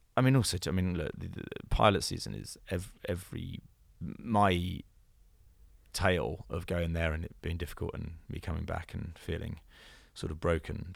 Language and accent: English; United Kingdom; accent: British; I have a very British intonation, I think, and I mean also the other thing I I could just I can't do an American accent.